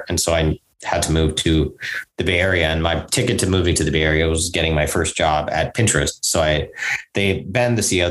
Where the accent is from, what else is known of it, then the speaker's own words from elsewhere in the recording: Singapore; also born or lived in New York, United States / India (ancestry); mostly grew up in Singapore